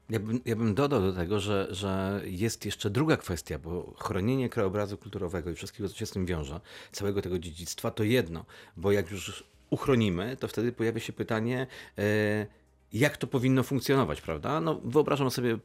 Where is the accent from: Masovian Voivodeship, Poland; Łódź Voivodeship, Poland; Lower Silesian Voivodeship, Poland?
Lower Silesian Voivodeship, Poland; Wrocław; u nas we Wrocławiu